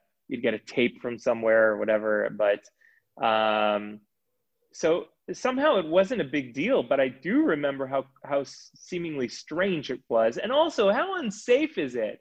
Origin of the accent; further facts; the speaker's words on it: Israel; moved away; when I was growing up in Israel